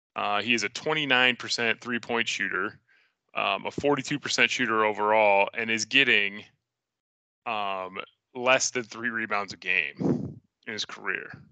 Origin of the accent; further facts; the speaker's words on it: Central Iowa, United States; growing up in Central Iowa